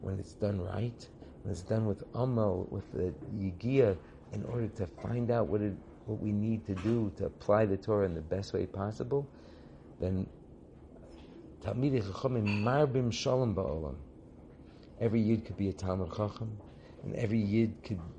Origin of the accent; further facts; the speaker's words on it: California, United States; I grew up in California